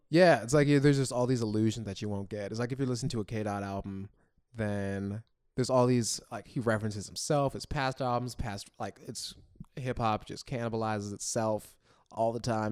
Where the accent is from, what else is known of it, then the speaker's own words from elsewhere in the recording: Florida, United States; now in New York, United States; I grew up in Florida, and there's, like, no black people around where I grew up